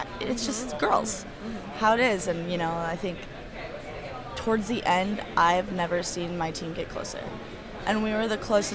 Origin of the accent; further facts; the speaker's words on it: Tacoma, Washington, United States; moved away as an adult; now in Portland, United States; I'm from Tacoma, Washington, University Place area